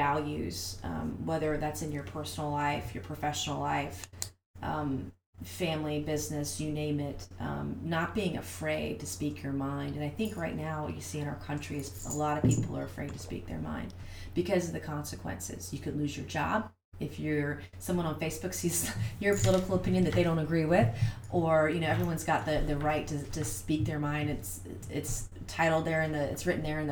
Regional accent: Goose Creek, South Carolina, United States; I grew up here in the Lowcountry. I'm from here. I'm from Goose Creek, actually.

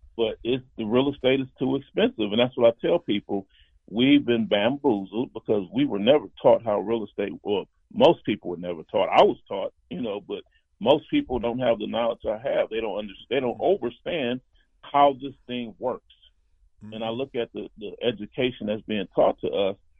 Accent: Compton, California, United States; I grew up in Compton

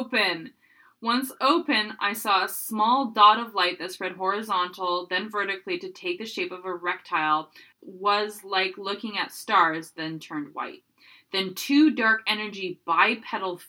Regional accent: Burnaby, British Columbia, Canada; in my hometown, Burnaby, BC. It looks like it is actually near Loheed, where I used to live

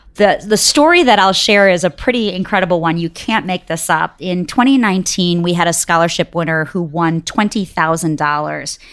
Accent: Detroit, Michigan, United States; also born or lived in Bangalore, India; I grew up in Detroit, and so it was in-state for me

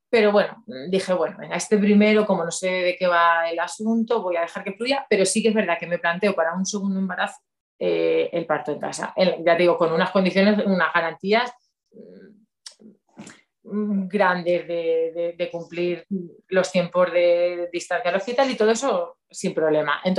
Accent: Valencia, Valencian Community, Spain; born there; yo mm, nací

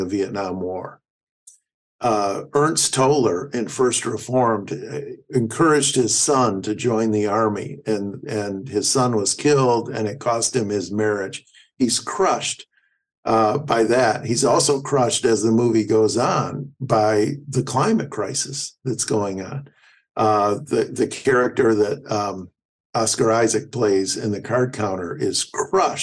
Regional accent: Flint, Michigan, United States; I was raised in Flint, Michigan, as blue collar a town as there ever was

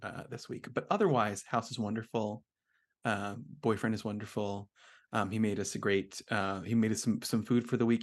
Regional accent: New Jersey, United States; now in Philadelphia, United States; I am from New Jersey

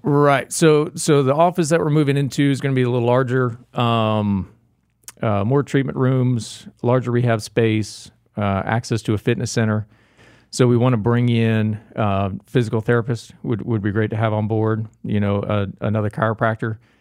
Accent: Jacksonville, Florida, United States; moved away; also born or lived in Gainesville, Florida / Daytona, Florida / Tampa, Florida; Born and raised in Florida, uh, born in Jacksonville, Florida

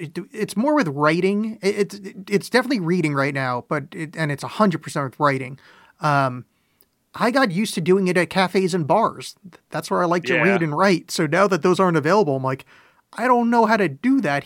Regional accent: East Coast, United States; moved away; I grew up on the East Coast

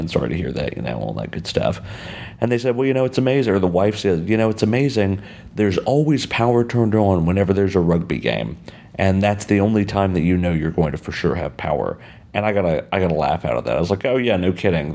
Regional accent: United States; also born or lived in Texas; I'm American. I live in Texas. I'm from America.

